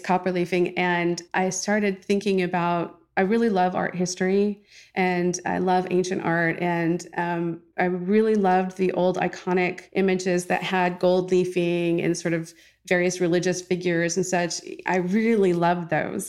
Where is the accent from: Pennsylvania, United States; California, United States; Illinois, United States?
California, United States; moved away as an adult; now in Virginia, United States; I am originally from California, born and raised. I've been living in Virginia now for about fifteen years.